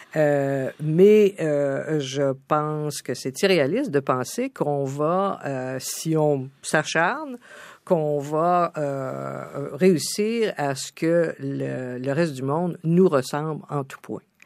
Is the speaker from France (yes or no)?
no; Canada; also born or lived in New York